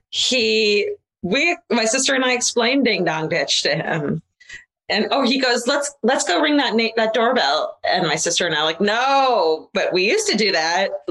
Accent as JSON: {"language": "English", "town": "Concord", "region": "California", "country": "United States", "tie": "born or raised there", "said": "I grew up in the Bay Area, Concord, and was fascinated by the candlelit vigils and community searches for this beautiful mother to be."}